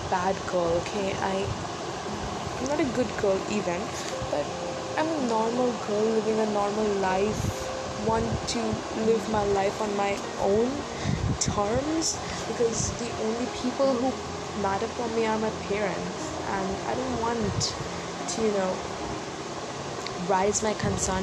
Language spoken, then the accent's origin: English; India; from India